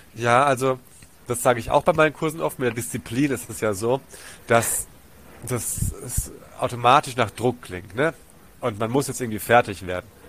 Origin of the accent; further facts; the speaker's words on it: Germany; also born or lived in Tanzania / Hessenbruch; ich bin in Tansania groß geworden, mhm. bis ich acht war und dann den Rest der Schulzeit in Deutschland